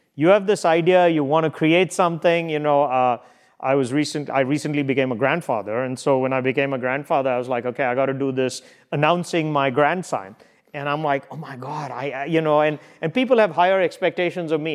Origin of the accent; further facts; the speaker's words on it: India; moved away; We all grew up reading that in India